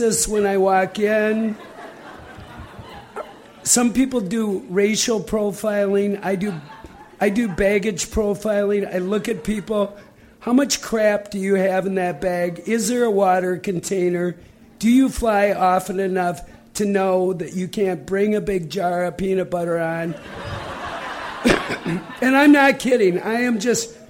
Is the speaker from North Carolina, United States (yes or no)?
no; Minnesota, United States; moved away as an adult; now in New York, United States; I just came to New York 10 years ago, and I grew up in Minnesota